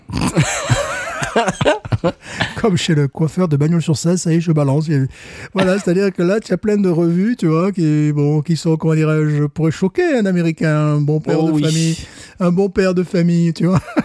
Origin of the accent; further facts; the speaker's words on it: France; now in United States; Je suis un Français qui vit aux États-Unis